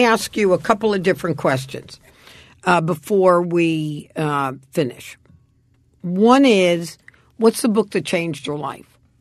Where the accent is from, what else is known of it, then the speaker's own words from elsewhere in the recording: New York City, New York, United States; moved away; I grew up on the Lower East Side